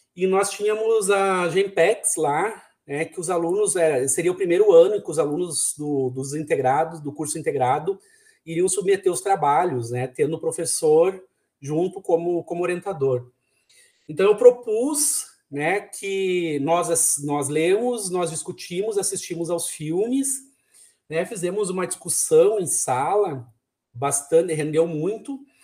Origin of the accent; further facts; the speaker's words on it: São Borja, Rio Grande do Sul, Brazil; Eu sou natural de São Borja, terra dos presidentes